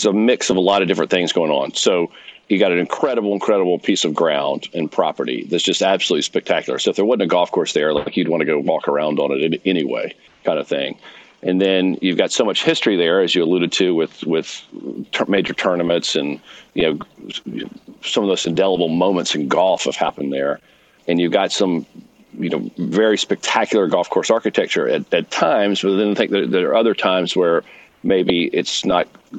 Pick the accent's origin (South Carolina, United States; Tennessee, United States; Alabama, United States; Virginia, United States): South Carolina, United States; Greenville; also born or lived in Providence, Rhode Island; I am from Greenville, South Carolina